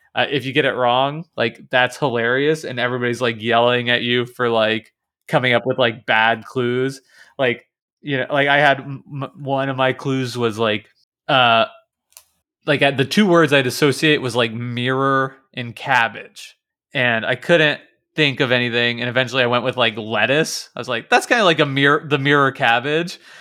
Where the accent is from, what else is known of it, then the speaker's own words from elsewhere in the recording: Kansas, United States; I'm from Kansas, that's like right in the middle of the s, s, the United States.